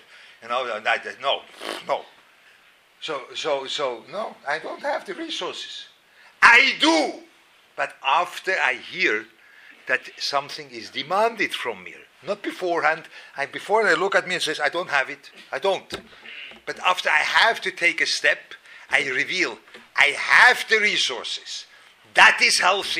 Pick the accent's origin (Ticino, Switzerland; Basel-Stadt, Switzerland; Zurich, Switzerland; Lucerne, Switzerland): Lucerne, Switzerland; moved away; I was growing up in Luzern